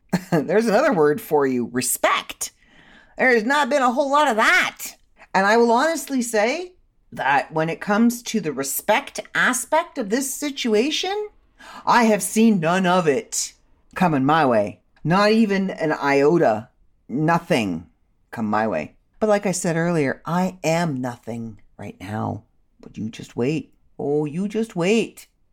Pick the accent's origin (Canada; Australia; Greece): Canada